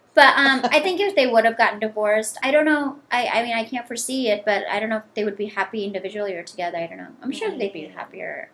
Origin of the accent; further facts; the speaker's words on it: India; now in United States; I'm Indian